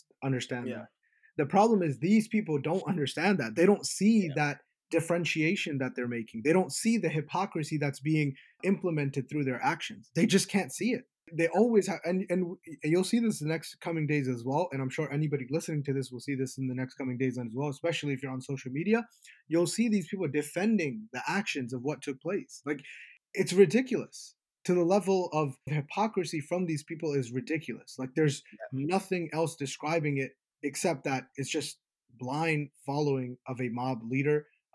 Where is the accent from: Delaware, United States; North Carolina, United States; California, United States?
Delaware, United States; I'm from Delaware.